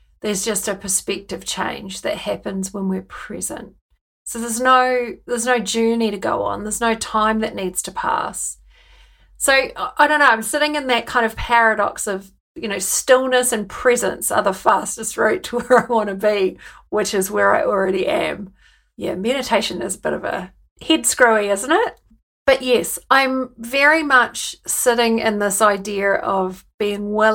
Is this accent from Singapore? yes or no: no; New Zealand; accent: Kiwi; moved away as an adult; now in United Kingdom; I've brought my Kiwi accent with me. And as soon as I open my mouth, people want to know where I'm from and why I live in the UK